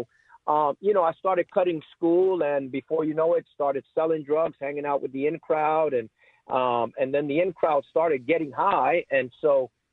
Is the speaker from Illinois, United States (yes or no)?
no; New York City, New York, United States; growing up in New York City